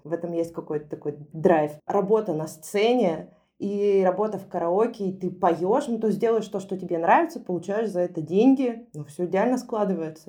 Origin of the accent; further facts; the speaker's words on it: Yekaterinburg, Sverdlovsk Oblast, Russia; moved away as an adult; also born or lived in Moscow; родилась и выросла в Екатеринбурге. Я достаточно поздно переехала в Москву, в 25 лет.